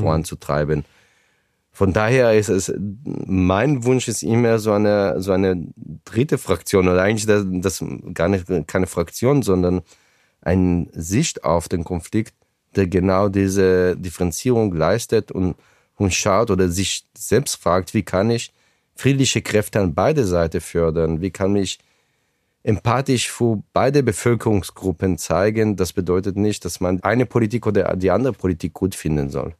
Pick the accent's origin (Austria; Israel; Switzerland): Israel; a kibbutz in the Negev Desert, Southern District; German is a second language; moved away as an adult; also born or lived in Ramat Gan; now in Frankfurt, Germany; dort ist mein Kibbutz, wo ich aufgewachsen bin, wo auch meine Eltern heute leben.